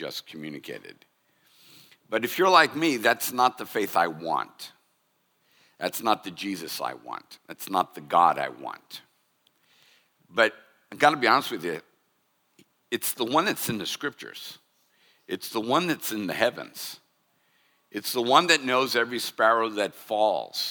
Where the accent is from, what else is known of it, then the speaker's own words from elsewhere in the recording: United States; as American Christians